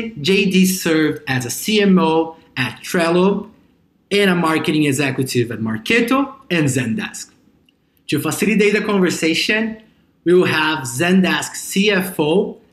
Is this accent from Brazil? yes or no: yes; Brazil; my hometown in Brazil